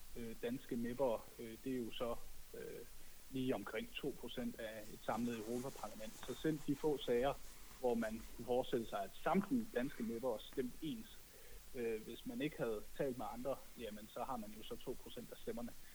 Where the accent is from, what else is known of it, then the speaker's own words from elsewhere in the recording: Denmark; now in Brussels, Belgium; som dansker i Bruxelles